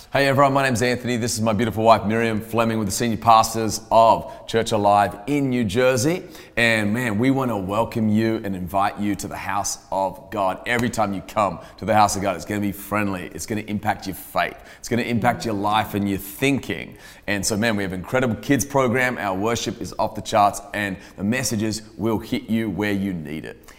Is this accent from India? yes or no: no; Australia; now in United States; as an Australian coming to America